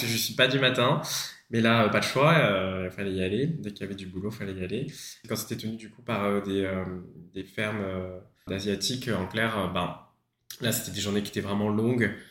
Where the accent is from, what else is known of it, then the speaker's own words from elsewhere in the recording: Paris, Île-de-France, France; moved away as an adult; now in Australia; je suis originaire de Paris